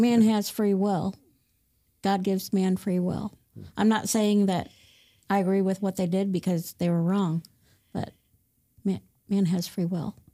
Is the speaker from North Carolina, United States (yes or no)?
no; Fort Wayne, Indiana, United States; I was born and raised in Fort Wayne, Indiana